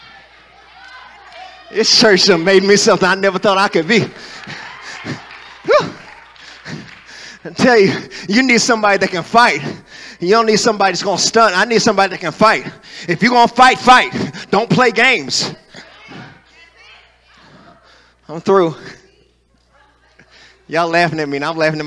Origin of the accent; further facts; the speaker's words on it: Greenville, Kentucky, United States; I ain't even from the hood. I'm from Greenville, Kentucky. I'm from Muhlenberg County.